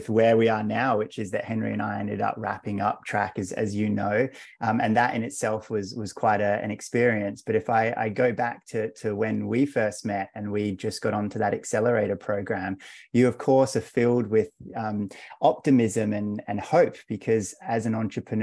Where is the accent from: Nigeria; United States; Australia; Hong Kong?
Australia; also born or lived in London; And now we're both back down here in Australia. So I moved from London a couple of years ago, so I'm in Melbourne now